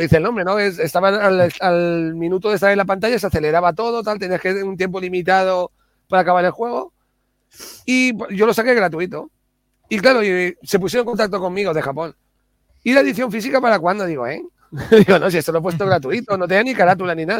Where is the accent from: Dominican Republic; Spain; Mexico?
Spain; Alicante, Valencian Community; moved away; cuando voy a Alicante, a mi pueblo, a Bonobar